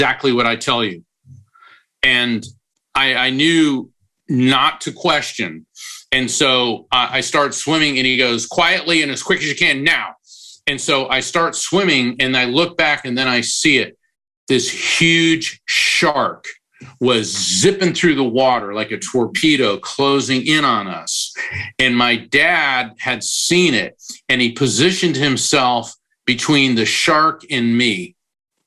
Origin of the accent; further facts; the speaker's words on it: Florida, United States; When I was 13 years old, I grew up in Florida. In fact, I still live near the ocean.